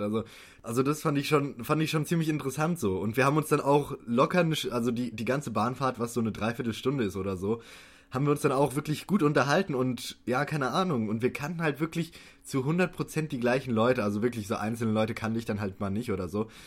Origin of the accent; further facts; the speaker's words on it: near Frankfurt, Hesse, Germany; ich komme ja aus der Nähe von Frankfurt